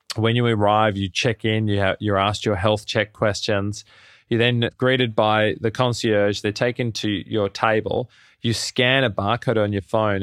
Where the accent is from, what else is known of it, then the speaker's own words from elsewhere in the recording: Melbourne, Victoria, Australia; moved away as an adult; now in New York City, United States; I'm originally from Melbourne in Australia, and I landed in the States, in New York City, in late two thousand ten